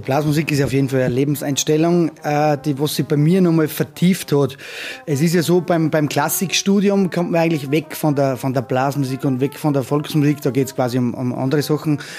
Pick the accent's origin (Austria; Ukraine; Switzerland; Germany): Austria; Salzburg; moved away as an adult; also born or lived in Vienna; now in Johnsbach, Austria; in meiner alten Heimat in Salzburg